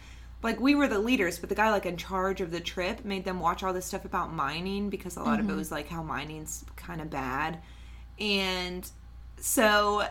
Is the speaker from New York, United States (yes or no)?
no; Preston County, West Virginia, United States; we're both from Preston County, West Virginia. Like, we're both from the same area.